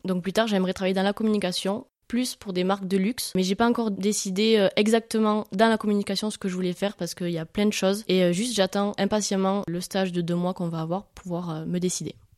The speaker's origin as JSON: {"language": "French", "area": "Hautes-Pyrénées, a small village near Tarbes", "region": "Occitania", "country": "France", "said": "je suis originaire des Hautes-Pyrénées, plus précisément d'un petit village à côté de Tarbes"}